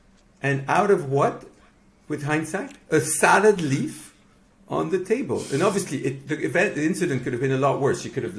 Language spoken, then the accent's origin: English; Mexico; now in United Kingdom; born in Mexico and raised in Mexico. So I'm Mexican Lebanese. I'm also Greek from my granddad, and I'm now British because I've been here for 20 years.